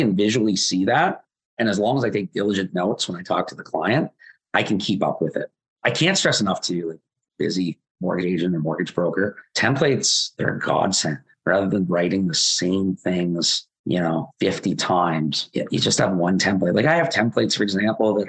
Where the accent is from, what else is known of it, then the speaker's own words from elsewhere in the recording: Waterloo, Ontario, Canada; I'm from Waterloo.